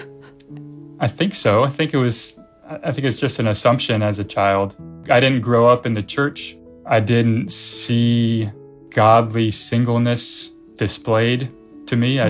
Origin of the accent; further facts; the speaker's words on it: United States; moved away as an adult; also born or lived in China; I'm American